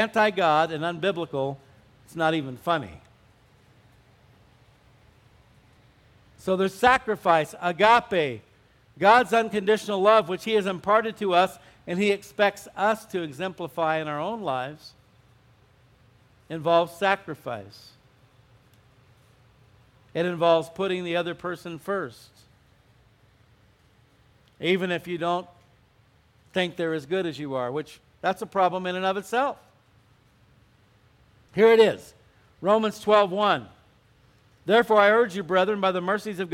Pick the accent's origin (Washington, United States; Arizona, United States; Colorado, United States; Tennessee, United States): Arizona, United States; moved away; also born or lived in Southern California; I grew up in Arizona